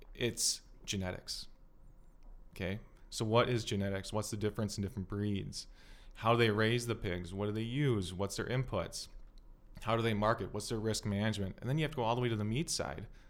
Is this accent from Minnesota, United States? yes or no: yes; South Metro, Minnesota, United States; I was born in the South Metro.